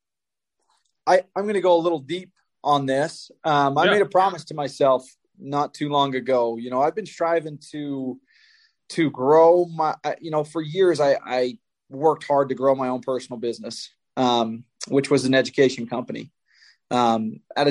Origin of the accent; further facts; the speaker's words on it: Spanish Fork, Utah, United States; Spanish Fork, Utah, my hometown.